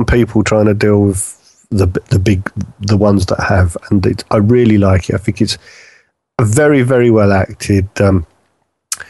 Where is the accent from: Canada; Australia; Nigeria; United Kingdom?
United Kingdom; being British